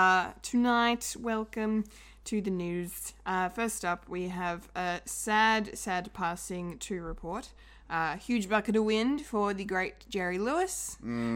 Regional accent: Australia; We are Australian.

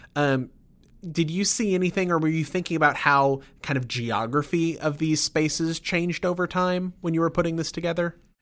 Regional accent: Sugar Land, Texas, United States; I grew up in Sugarland

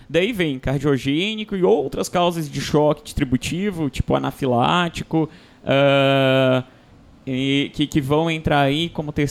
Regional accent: Fortaleza, Ceará, Brazil; Eu sou de Fortaleza, então é sala vermelha.

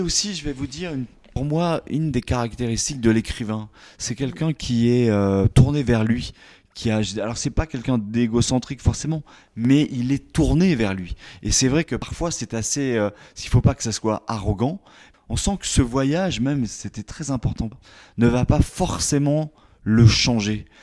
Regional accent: Limoges, Nouvelle-Aquitaine, France; moved away as an adult; also born or lived in Paris; je suis originaire du Limousin

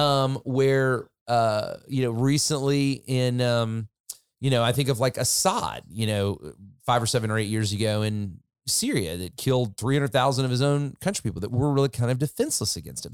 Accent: United States; I'm an American

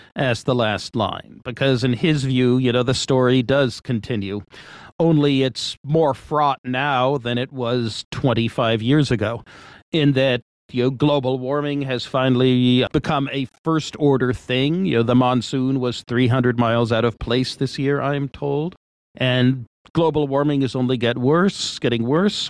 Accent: Washington, District of Columbia, United States; moved away as an adult; also born or lived in Massachusetts; now in California, United States; Parents moved to Washington, D.C., and I moved along with them when I was five. Um, grew up in Washington, D.C.

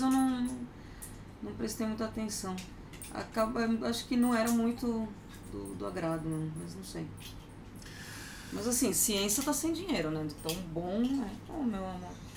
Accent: Argentina; now in Brazil; eu nasci na Argentina

